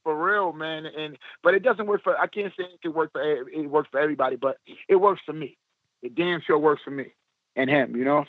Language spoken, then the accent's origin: English; New York City, New York, United States; I'm from East New York, Brooklyn